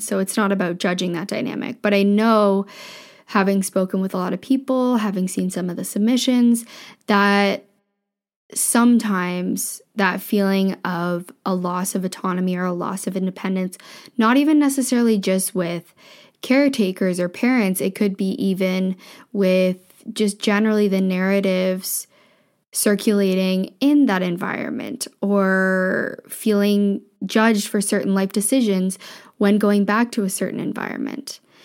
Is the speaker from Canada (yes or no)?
yes; Ontario, Canada; moved away as an adult; also born or lived in Vancouver / Ottawa; I grew up in a small town in Ontario.